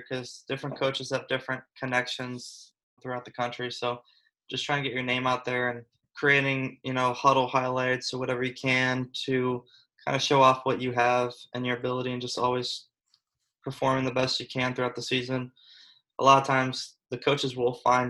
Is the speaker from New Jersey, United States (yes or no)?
no; Florida, United States; I grew up in Florida my whole life, born and raised